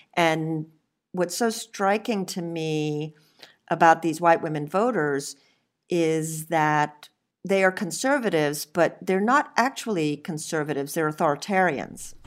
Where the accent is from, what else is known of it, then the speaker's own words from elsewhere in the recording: Bahamas; I'm part Lebanese and I grew up in the Bahamas